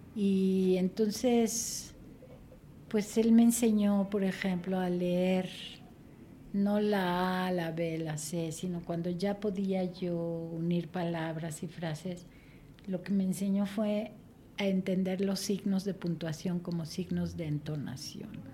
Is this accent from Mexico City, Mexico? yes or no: yes; Mexico City, Mexico; Yo nací aquí en la Ciudad de México.